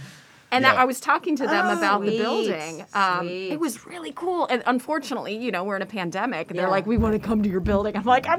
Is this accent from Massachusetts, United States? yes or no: no; Aurora, Colorado, United States; born there; I was born in Aurora.